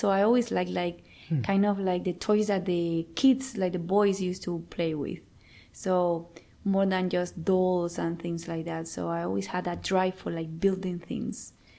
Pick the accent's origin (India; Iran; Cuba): Cuba; moved away as an adult; now in Canada; I moved to Canada in 2010. Before that, I lived in Cuba, my home country.